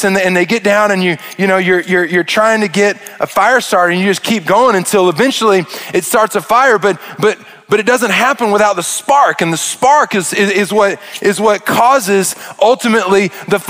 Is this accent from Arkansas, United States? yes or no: yes; Arkansas, United States; I'm from Arkansas and I am a redneck